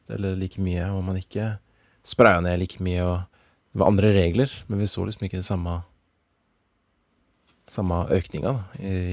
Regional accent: Norway; som nordmenn

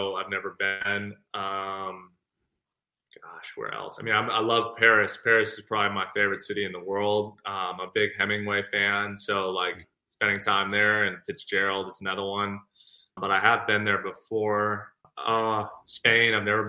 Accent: Ireland; so I was just in Ireland and I'm Irish clearly.

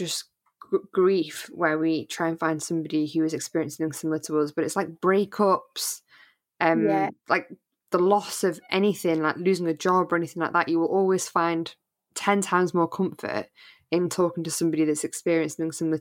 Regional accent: North Wales, United Kingdom; moved away; North Wales

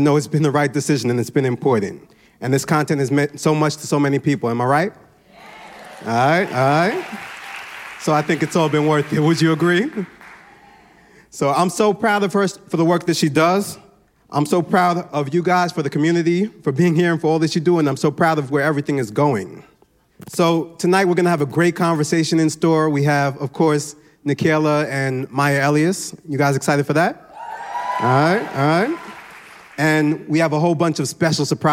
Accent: New York City, New York, United States; I'm Nigerian. I'm from Brooklyn, New York.

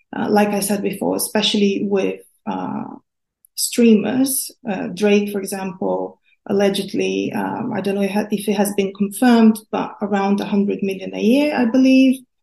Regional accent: Brazil; now in United Kingdom; I grew up in Brazil where gambling is mostly illegal

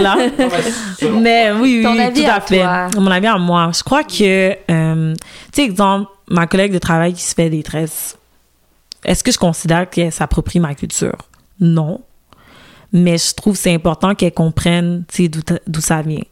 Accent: Montreal, Quebec, Canada; je suis née au Canada, grandi à Montréal, mhm. grandi au Québec.

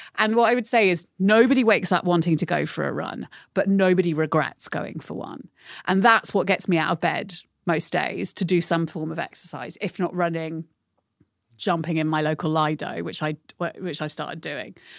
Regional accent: United Kingdom; growing up in Britain

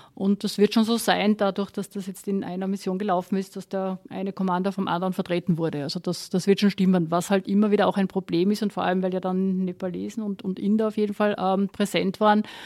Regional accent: Austria; wir als Österreicher

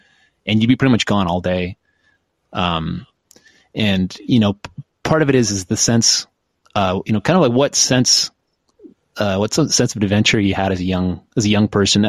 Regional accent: Oshawa, Ontario, Canada; I grew up in Oshawa, Mike and I both did.

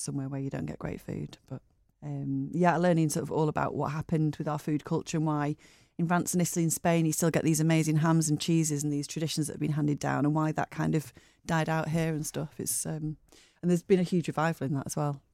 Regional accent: Bury, North West England, United Kingdom; moved away as an adult; also born or lived in Lake District / United States / Bray; now in Manchester, United Kingdom; I was born in Bury, uh, Fairfield Hospital, and grew up, I lived in Bury till I was, um, well, till I was eighteen

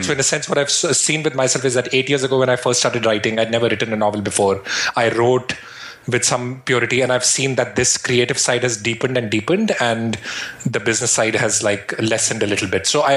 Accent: Shimla, Himachal Pradesh, India; now in Brooklyn, United States; I grew up in the Himalayas in India, in a place called Shimla

